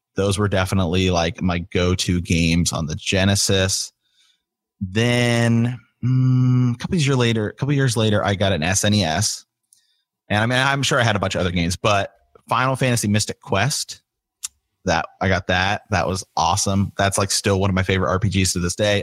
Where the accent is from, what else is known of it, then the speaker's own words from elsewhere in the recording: Ohio, United States; moved away as an adult; I'm from Ohio originally, moved back here to Ohio